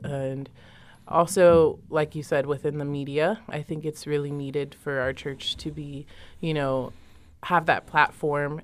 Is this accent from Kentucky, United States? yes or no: no; San Antonio, Texas, United States; moved away as an adult; now in Stillwater, United States; I'm from the great state of Texas